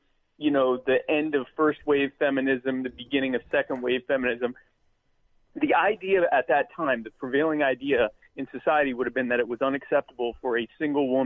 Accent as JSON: {"language": "English", "region": "the South", "country": "United States", "said": "I'm from the South"}